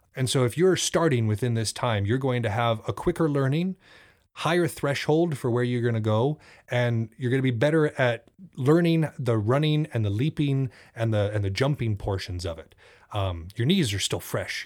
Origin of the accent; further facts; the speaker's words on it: Thompson Falls, Montana, United States; I grew up in Thompson Falls for the first six years of my life